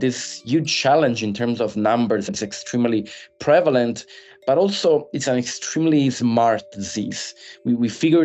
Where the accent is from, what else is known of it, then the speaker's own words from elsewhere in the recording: Italy; moved away as an adult; also born or lived in Milan; now in Boston, United States; I'm originally from Italy